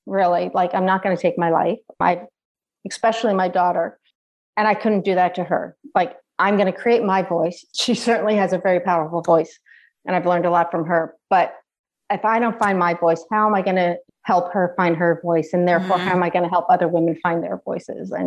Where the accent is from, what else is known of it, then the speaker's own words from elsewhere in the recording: outside of New York City, United States; moved away as an adult; also born or lived in Ohio; I grew up outside of New York City.